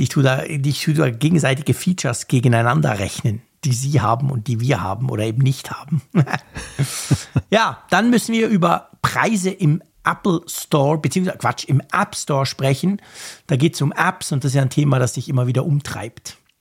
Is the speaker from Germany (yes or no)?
no; Switzerland; als Schweizer